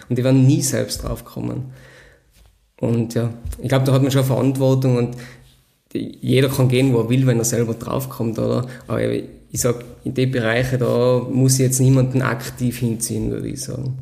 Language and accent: German; Sellraintal, Tyrol, Austria; geboren, aufgewachsen und veredelt im Sellrental